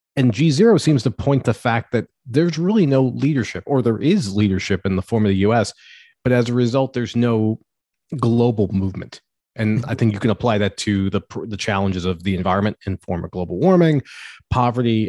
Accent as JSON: {"language": "English", "country": "United States", "said": "as an American"}